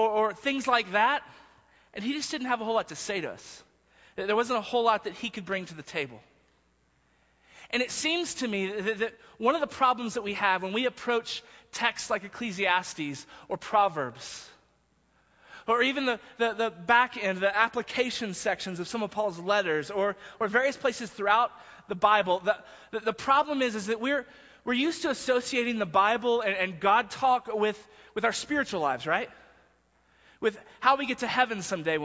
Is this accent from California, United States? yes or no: no; Texas, United States; now in Denver, United States; I was from Texas